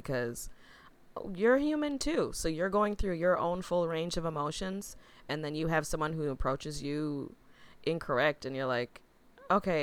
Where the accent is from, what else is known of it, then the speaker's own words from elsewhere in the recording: Muskego, Wisconsin, United States; moved away as an adult; also born or lived in Milwaukee; now in Chicago, United States; I was born in Milwaukee, and then we moved to the suburbs to Muskego